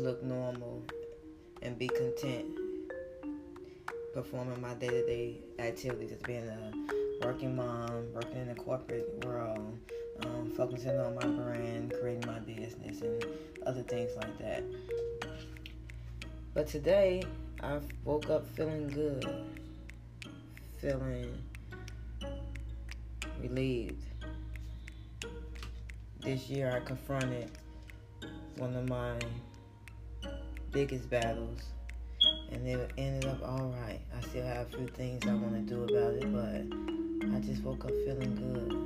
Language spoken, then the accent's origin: English; Chicago, Illinois, United States; I'm from Chicago, it's a big city in the state of Illinois